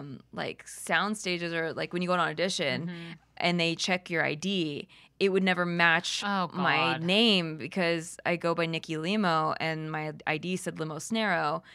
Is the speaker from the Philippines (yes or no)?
yes; Philippines; I'm Filipino, but the Spaniards came and raped and pillaged the Philippines.